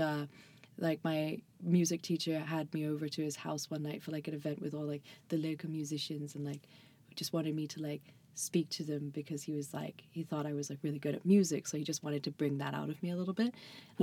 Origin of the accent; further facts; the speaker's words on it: seaside town on the English Channel, Southern England, United Kingdom; moved away; I'm actually from Southern England.